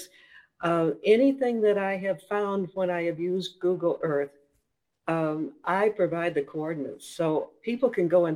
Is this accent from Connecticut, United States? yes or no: no; Minnesota, United States; accent: Minnesota; moved away; also born or lived in Florida / North Carolina; I grew up in Minnesota, so there's a little bit of a Minnesota accent there